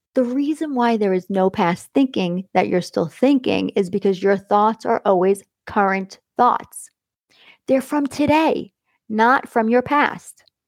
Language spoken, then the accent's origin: English; Long Island, New York, United States; where I came from Long Island